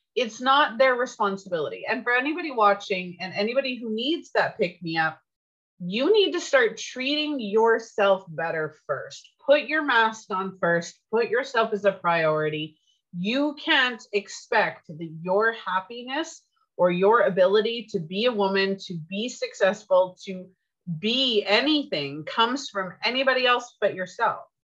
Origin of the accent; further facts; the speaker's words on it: Canada; I'm Canadian and I tried to learn French